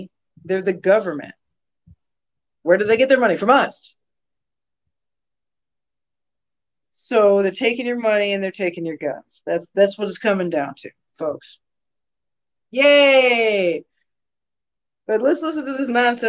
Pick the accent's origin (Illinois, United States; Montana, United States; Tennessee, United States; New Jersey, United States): Illinois, United States; a town a few towns over from Aurora; accent: Chicago accent; I am from a town a few towns over from Aurora. My accent is a Chicago accent